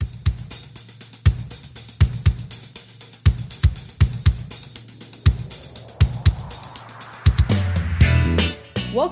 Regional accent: Santa Clarita, California, United States; born or raised there; moved away as an adult; now in London, United Kingdom

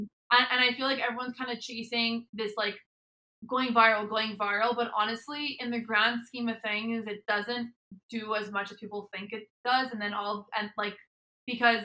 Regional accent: Montreal, Quebec, Canada; I'm from Montreal, Canada

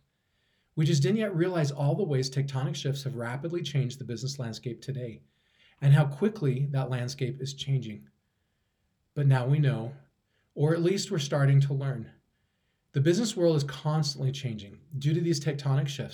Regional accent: Idaho, United States; potatoes from my hometown

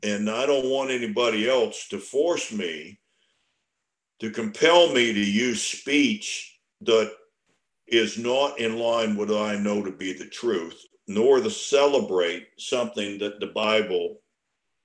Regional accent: Virginia, United States; I was born and raised in Virginia

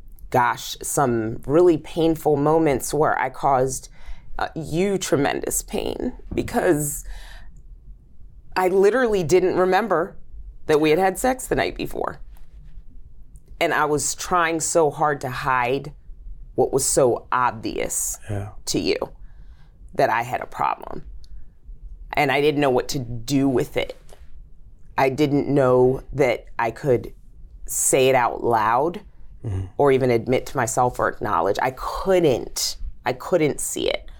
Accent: Zambia; now in United States; I'm African, born in Zambia. My mom's Zambian, and my dad is Caucasian American

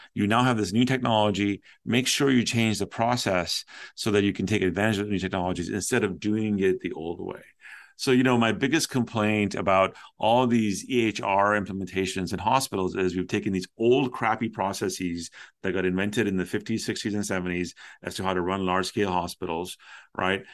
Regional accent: Toronto, Ontario, Canada; I used to listen to a lot of DJs and radio growing up in Toronto

